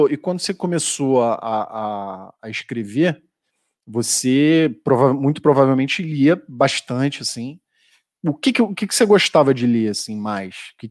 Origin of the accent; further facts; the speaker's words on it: Rio de Janeiro, Brazil; now in São Paulo, Brazil; Eu sou carioca, cara, calorento.